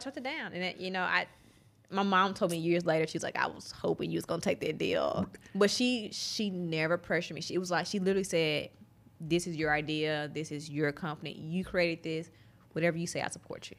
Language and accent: English; Mississippi, United States; accent: Southern drawl; growing up in Mississippi